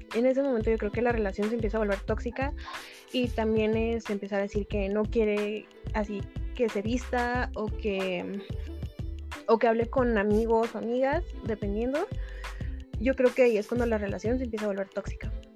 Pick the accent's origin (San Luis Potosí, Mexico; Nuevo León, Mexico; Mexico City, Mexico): Mexico City, Mexico; Soy originaria de la Ciudad de México